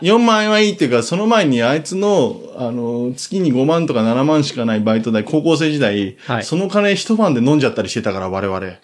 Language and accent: Japanese; Tokyo, Japan; そういうところで生まれ育ってた